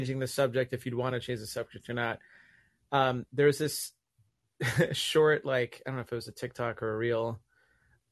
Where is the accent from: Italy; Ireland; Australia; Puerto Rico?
Puerto Rico; now in Massachusetts, United States; I grew up in Puerto Rico